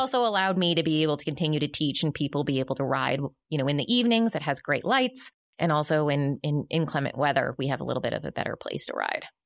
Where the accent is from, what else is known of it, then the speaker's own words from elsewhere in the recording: right outside of Boston, Massachusetts, United States; now in Northwest Arkansas, United States; I grew up right outside of Boston, Massachusetts